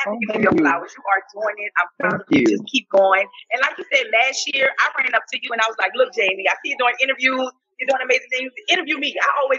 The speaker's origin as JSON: {"language": "English", "town": "New Orleans", "region": "Louisiana", "country": "United States", "said": "I'm from New Orleans."}